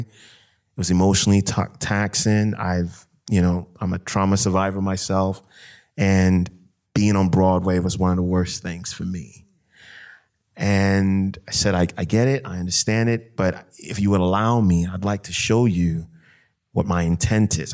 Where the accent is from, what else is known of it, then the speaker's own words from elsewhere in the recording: Ghana; I grew up in Ghana, you know, and, um, I grew up around a family of storytellers